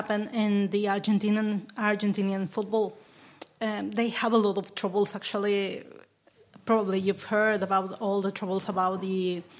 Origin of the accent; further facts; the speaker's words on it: Mexico; moved away; I'm not from South America. I'm Central America and North America.